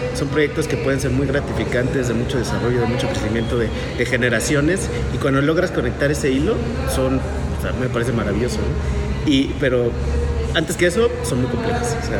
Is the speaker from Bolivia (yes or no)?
no; Mexico City, Mexico; moved away as an adult; now in Querétaro, Mexico; vengo de la Ciudad de México, nací allá, pero ya queretano adoptado como muchos de nosotros. Ya llevo aquí, no sé, creo que 16 años aquí en Querétaro